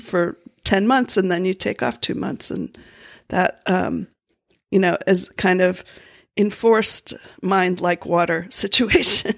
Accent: Florida, United States; moved away; I grew up in Florida

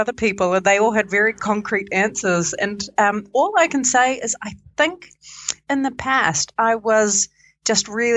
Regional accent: Vancouver, Washington, United States; also born or lived in Otago, New Zealand; now in Wellington, New Zealand; I live in Wellington, New Zealand, although I'm originally from Washington State, from Vancouver, Washington

